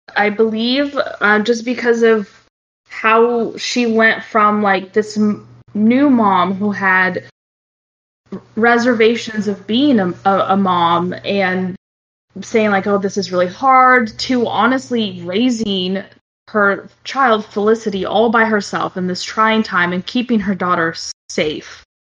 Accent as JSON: {"language": "English", "country": "Brazil", "tie": "born or raised there", "moved": "yes", "lives_now": "United States", "said": "I, I, was born in Brazil, but I, I, do live in the states, obviously, and I've lived here longer than I have now um, than in Brazil."}